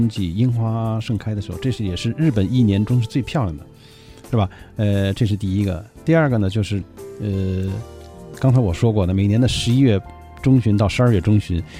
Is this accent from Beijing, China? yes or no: yes; Beijing, China; 我们北京人去的话